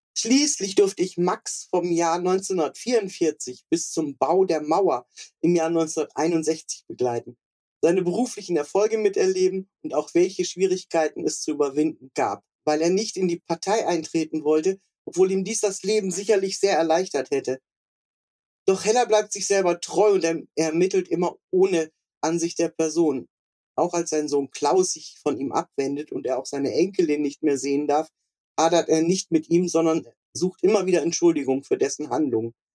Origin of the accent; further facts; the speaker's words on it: West Germany, Germany; für mich so als Westdeutsche